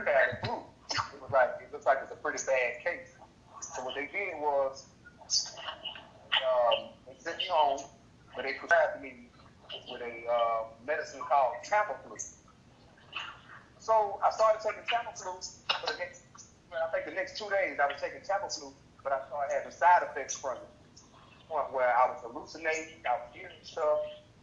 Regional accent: Atlanta, Georgia, United States; I'm from Atlanta, Georgia

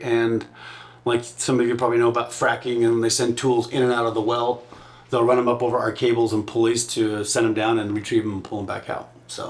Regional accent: Provo, Utah, United States; also born or lived in Washington, D.C. / Palo Alto, California; I grew up in Provo. Yeah, I was born in D.C. Then we were in Palo Alto just before Allison moved.

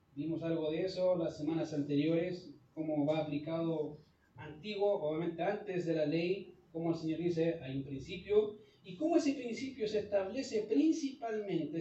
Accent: Chile; nosotros somos chilenos

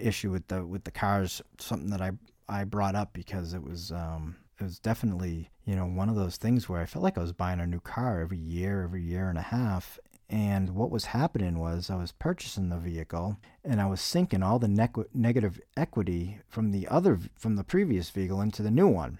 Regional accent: New England, United States; I'm from New England

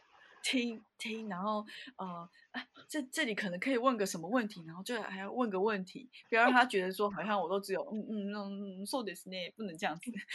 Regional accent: Taiwan; moved away as an adult; also born or lived in Netherlands; now in Japan; 我就台妹啊

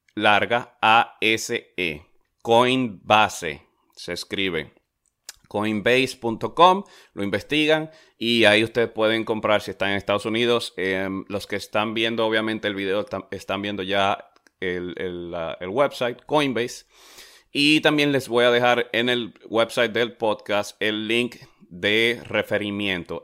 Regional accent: Dominican Republic; yo soy de República Dominicana

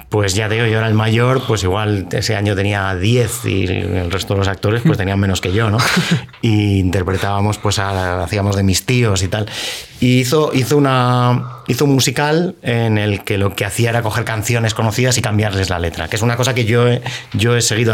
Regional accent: Madrid, Community of Madrid, Spain; soy de Madrid, nací en Madrid

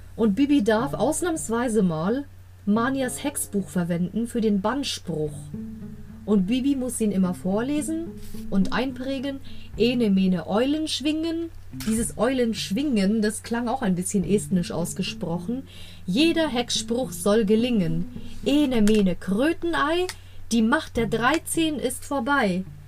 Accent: Germany; Ich bin in Deutschland groß geworden, aber der griechische Teil der Familie ist schon relativ abergläubisch

